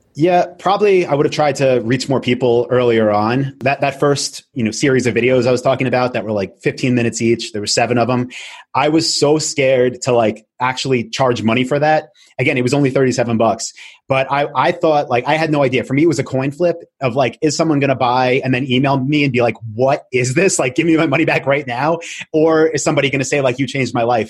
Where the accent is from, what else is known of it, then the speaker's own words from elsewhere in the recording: Long Island, New York, United States; also born or lived in Albany, New York; I'm from Long Island, moved back there